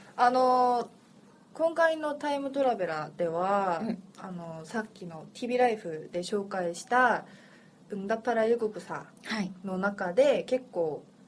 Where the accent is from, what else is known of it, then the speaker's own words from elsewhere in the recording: Seoul, South Korea; 私はもうソウル出身